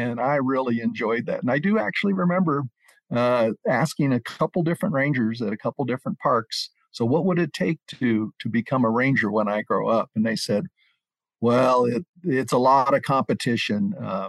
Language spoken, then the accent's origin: English; Omaha, Nebraska, United States; moved away; I had a family growing up in Omaha, Nebraska